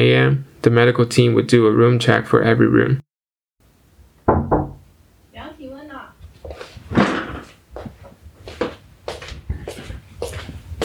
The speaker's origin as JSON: {"language": "English", "country": "China", "moved": "as an adult", "lives_now": "Ottawa, Canada"}